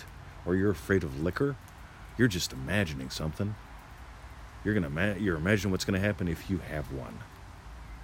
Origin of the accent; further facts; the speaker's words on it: United States; now in Australia; I was born an American. I moved here, decided I wanted to become an Australian